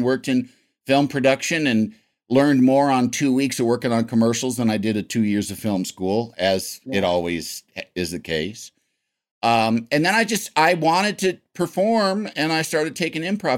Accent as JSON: {"language": "English", "town": "Yorkville", "region": "Illinois", "country": "United States", "tie": "born or raised there", "also_born_or_lived": "Chicago", "said": "I grew up in central northern Illinois, a town called Yorkville, which is about 70 miles west of Chicago"}